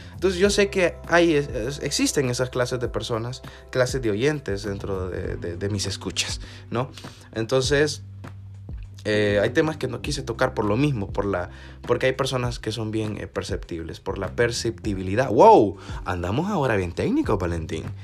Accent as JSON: {"language": "Spanish", "country": "El Salvador", "said": "como juventud salvadoreña"}